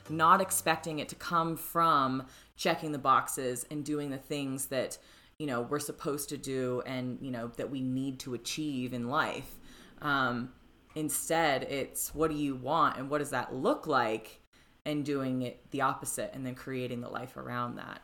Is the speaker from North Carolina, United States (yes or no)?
no; Florida, United States; moved away as an adult; now in Denver, United States; I'm from Florida, which you know, not necessarily known for its youth